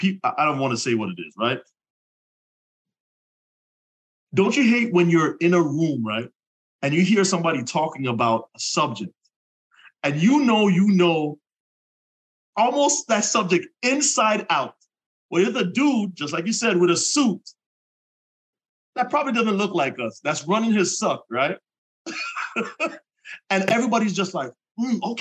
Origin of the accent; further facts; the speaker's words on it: Jamaica; I'm Jamaican